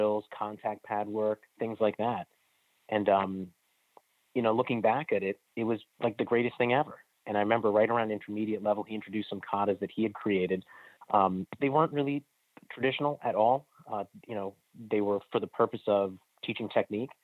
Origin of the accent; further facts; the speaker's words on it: Silver Spring, Maryland, United States; I grew up in the Silver Spring, Maryland area. I still live here